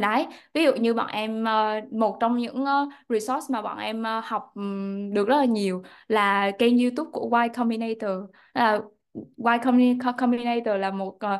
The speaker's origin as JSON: {"language": "Vietnamese", "region": "Da Nang", "country": "Vietnam", "tie": "born or raised there", "moved": "as an adult", "said": "gốc ở Đà Nẵng em đến từ vùng nông thôn"}